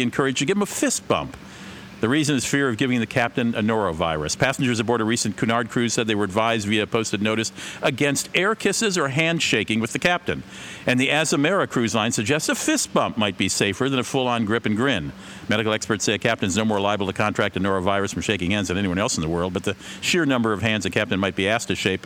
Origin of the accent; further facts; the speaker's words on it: Minnesota, United States; my home state